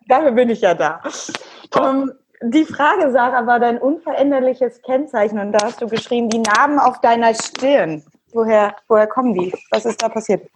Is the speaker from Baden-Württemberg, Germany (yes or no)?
no; Cologne, North Rhine-Westphalia, Germany; Ich als Kölnerin